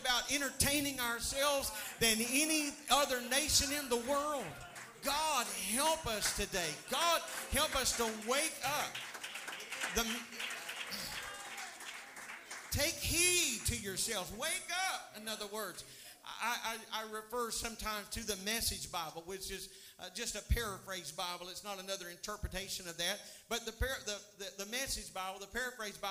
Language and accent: English; United States; I am an American